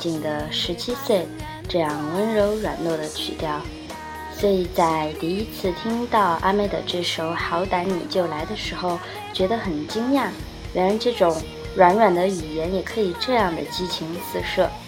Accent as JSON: {"language": "Chinese", "region": "Sichuan", "country": "China", "said": "比如我们四川话的《…》，"}